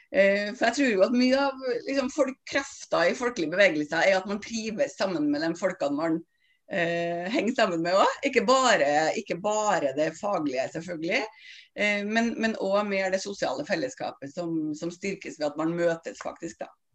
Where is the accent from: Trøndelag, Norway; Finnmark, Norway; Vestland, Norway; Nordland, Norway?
Trøndelag, Norway; Stjørdal; moved away as an adult; now in Oslo, Norway; jeg er en trønder fra Stjørdal som flytta til Oslo i forrige århundre